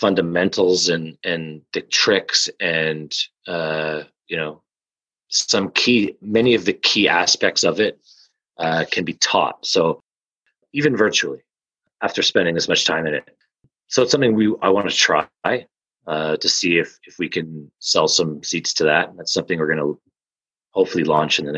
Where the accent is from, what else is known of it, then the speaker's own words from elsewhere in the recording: Canada; moved away; I'm French Canadian. So rich food is everything to me. You know, I grew up on it